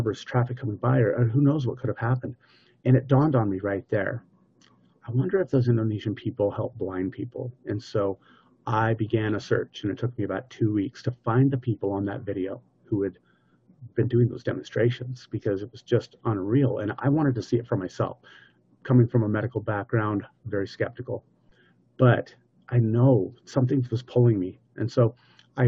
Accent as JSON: {"language": "English", "country": "United States", "said": "I'm American."}